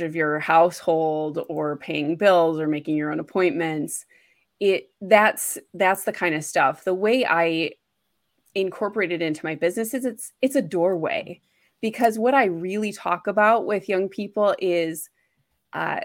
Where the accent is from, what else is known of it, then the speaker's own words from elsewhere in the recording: Wisconsin, United States; moved away as an adult; also born or lived in Boston / Washington, D.C. area; I'm from Wisconsin. I lived in Boston, went to school there, and then moved into the DC area for a while.